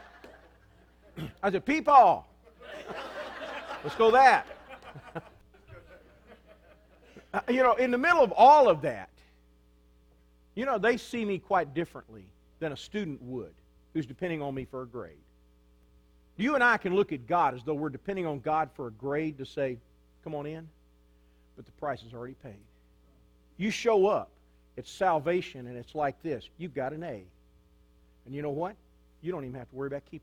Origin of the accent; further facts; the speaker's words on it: United States; I'm an American